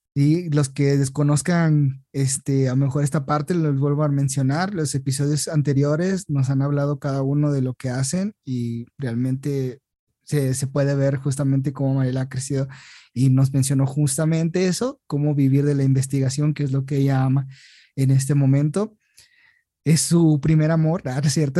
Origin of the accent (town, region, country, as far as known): Mexico